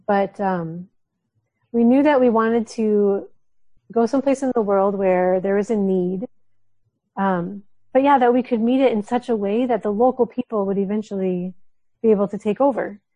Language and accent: English; Minnesota, United States; moved away as an adult; also born or lived in Somalia; now in Djibouti, Djibouti; I spent my whole life in Minnesota